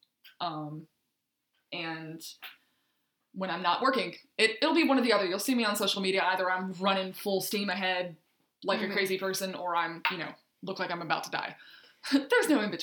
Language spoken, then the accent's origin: English; Nashville, Tennessee, United States; moved away; I'm originally from Nashville